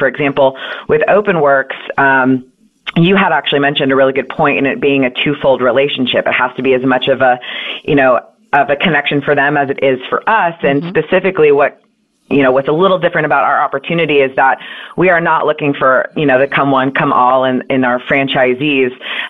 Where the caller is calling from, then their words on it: Austin, Texas, United States; I am actually in Austin, Texas.